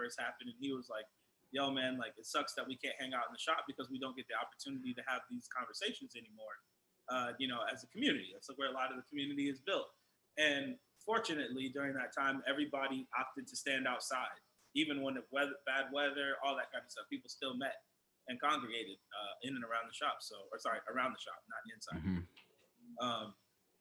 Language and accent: English; Hillsboro, Oregon, United States; I grew up in Hillsboro